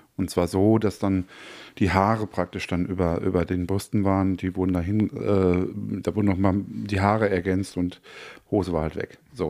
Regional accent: North Rhine-Westphalia, Germany; ich bin ja äh, in Westfalen groß geworden, mhm. Äh, direkt an der Lippe.

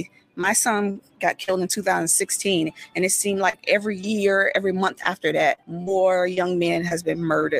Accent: Norfolk, Virginia, United States; I'm from Norfolk, Virginia.

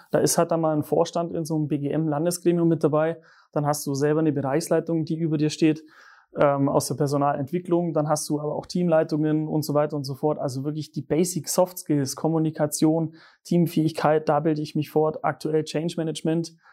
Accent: Bavaria, Germany; also born or lived in Munich; Acht Jahre, acht Jahre München als Allgäuer war auch eine spannende Zeit

